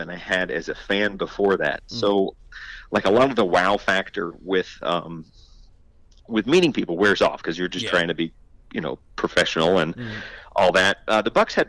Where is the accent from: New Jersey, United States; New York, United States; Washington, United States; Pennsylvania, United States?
Pennsylvania, United States; Philadelphia; now in Clearwater, United States; I'm from Philadelphia originally, so I very much grew up a Phillies fan